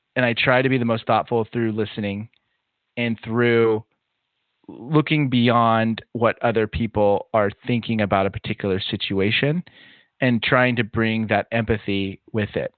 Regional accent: Southern California, United States; I grew up in Southern California

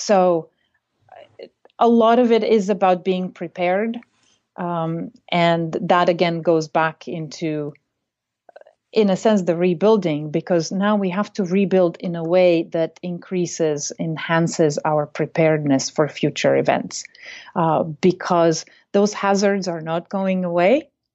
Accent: Bulgaria; moved away as an adult; now in United States; I come originally from Bulgaria, but I came to the United States in nineteen ninety-two and studied at Mount Holyoke College

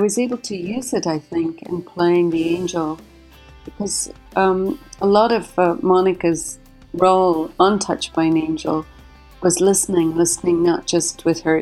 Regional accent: Derry, Northern Ireland, United Kingdom; moved away as an adult; now in United States; I was born and raised in Derry City in Northern Ireland, and I immigrated to the United States about 25 years ago now

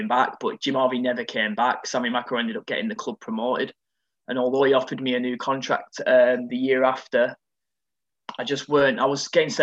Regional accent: Preston, North West England, United Kingdom; From 8 to 16, I was at my hometown called Preston

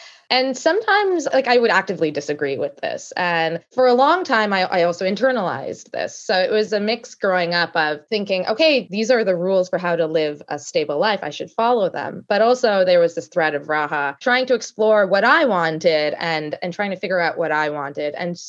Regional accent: Canada; also born or lived in United States; I grew up in Canada, went to undergrad in Toronto and went to law school and then worked for quite a few years in the States, mainly on the East Coast

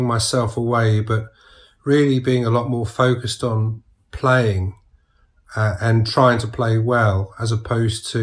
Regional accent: Sussex, South East England, United Kingdom; I was from Sussex

